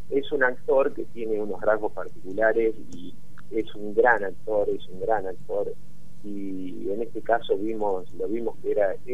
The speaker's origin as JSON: {"language": "Spanish", "town": "Azul", "region": "Buenos Aires Province", "country": "Argentina", "said": "Nosotros, exactamente, nosotros somos de la ciudad azul, a 300 y kilómetros de capital."}